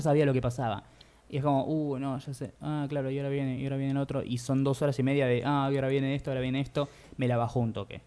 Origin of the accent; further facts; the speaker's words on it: Buenos Aires Province, Argentina; Yo nací en la provincia de Buenos Aires, por fuera de la ciudad